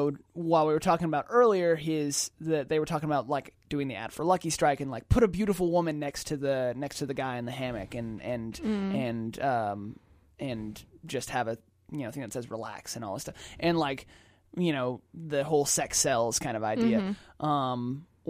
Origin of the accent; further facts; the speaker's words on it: Atlanta, Georgia, United States; We're biased because we're from Atlanta.